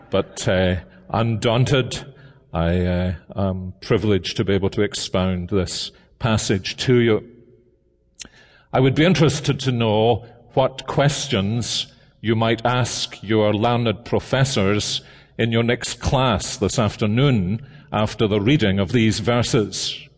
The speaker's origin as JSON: {"language": "English", "town": "Columbia", "region": "South Carolina", "country": "United States", "said": "After all, I'm from Columbia, South Carolina."}